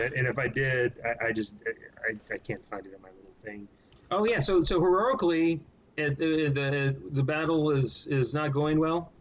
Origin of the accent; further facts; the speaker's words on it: San Antonio, Texas, United States; also born or lived in Austin, Texas; I've been born and raised in Texas, San Antonio, uh, high school, went to college at UT Austin, history major